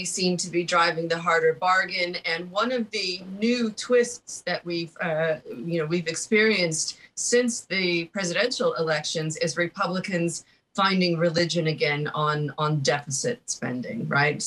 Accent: United States; moved away as an adult; I'm an American who's been living outside my country for over 20 years

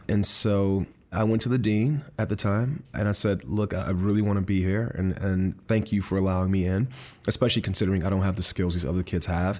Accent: Miami, Florida, United States; I was born and raised in Miami, Florida

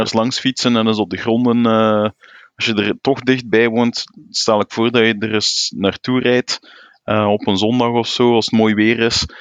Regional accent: Flanders, Belgium; als Vlaming

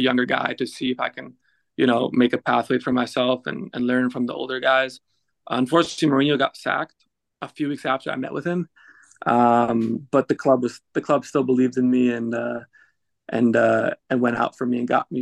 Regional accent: United States; moved away as an adult; also born or lived in Netherlands / France / England / Belgium; now in Cincinnati, United States; playing for my hometown club

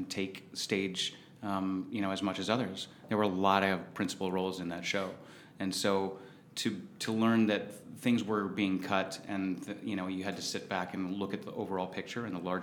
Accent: Southern California, United States; when I was a youth growing up in Southern California

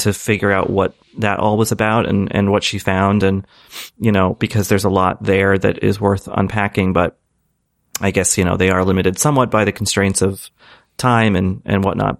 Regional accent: Boston, Massachusetts, United States; growing up in Boston

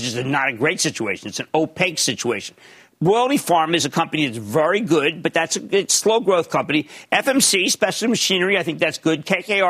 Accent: New Jersey, United States; Oh, my home state of New Jersey

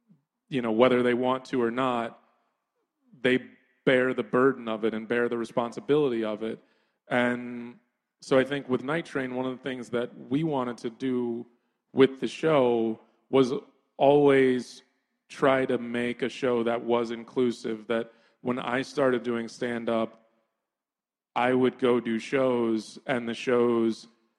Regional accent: New York, United States; born there; also born or lived in Brooklyn, United States; I spent a lot of time in Brooklyn as a kid. I was born in New York, and my grandmother lived in Crown Heights.

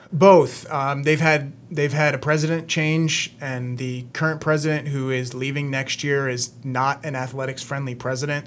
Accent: New Jersey, United States; I'm from New Jersey.

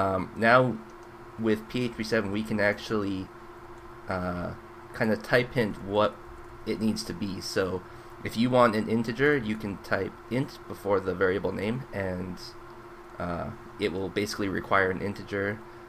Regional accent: Canada; Well, I'm still Canadian.

